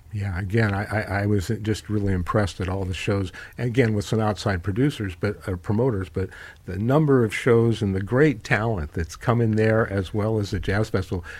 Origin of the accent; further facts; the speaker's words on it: Carmel, California, United States; And that was my hometown, Carmel